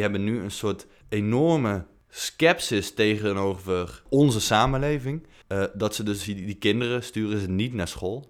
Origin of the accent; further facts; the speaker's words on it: Tilburg, North Brabant, Netherlands; in Tilburg, waar ik vandaan kom